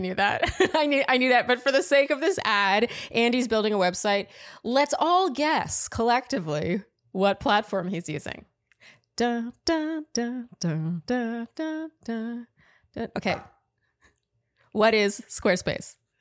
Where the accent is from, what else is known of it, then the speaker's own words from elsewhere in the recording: Canada; I'm Canadian